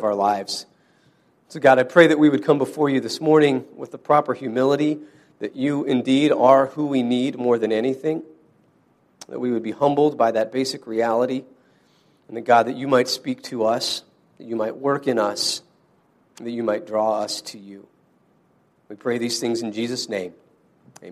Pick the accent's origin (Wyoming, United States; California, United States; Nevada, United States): Wyoming, United States; my brother and I grew up in Wyoming